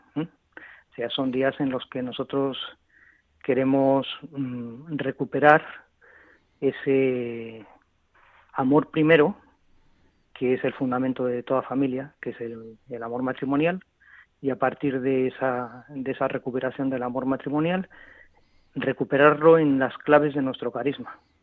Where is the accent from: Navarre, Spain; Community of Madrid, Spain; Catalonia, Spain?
Community of Madrid, Spain; Madrid; Pues yo estoy en Madrid. soy de Madrid. Nací aquí hace 54 años y aquí llevo